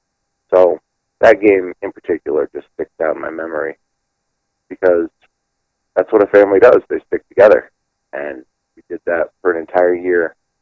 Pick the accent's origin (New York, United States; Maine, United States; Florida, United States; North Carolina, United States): Florida, United States; moved away as an adult; because I was from Florida